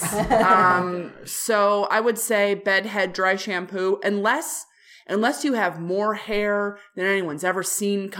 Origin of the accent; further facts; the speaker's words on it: Midwest, United States; I'm being from the Midwest